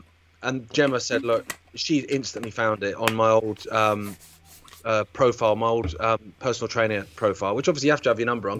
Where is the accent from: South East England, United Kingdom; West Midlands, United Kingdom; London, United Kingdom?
South East England, United Kingdom; Isle of Wight; moved away; I grew up on the Isle of Wight.